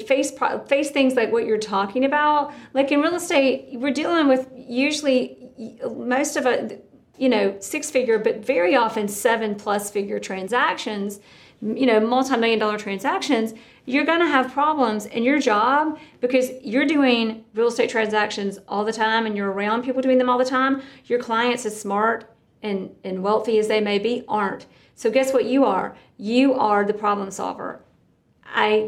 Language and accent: English; South Georgia, United States; I'm from South Georgia.